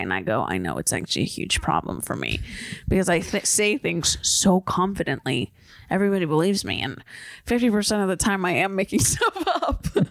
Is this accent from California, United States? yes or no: yes; San Diego, California, United States; I'm from San Diego